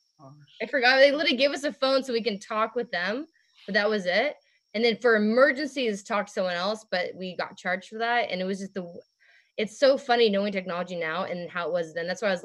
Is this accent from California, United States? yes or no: yes; Southern California, United States; because I'm from Southern California, which is like near LA.